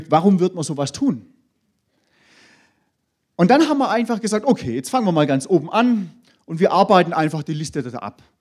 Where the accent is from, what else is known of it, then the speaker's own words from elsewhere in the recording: Baden-Württemberg, Germany; Da, wo ich herkomme, ich komme da aus dem Hohenlohe-Kreis, da gibt es ja viele größere Firmen